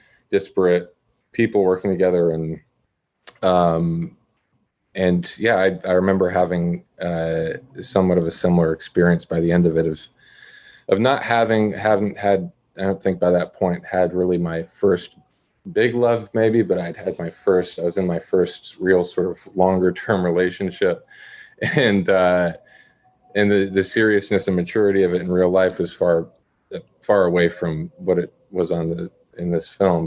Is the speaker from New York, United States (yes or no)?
yes; Syracuse, New York, United States; I grew up in Syracuse.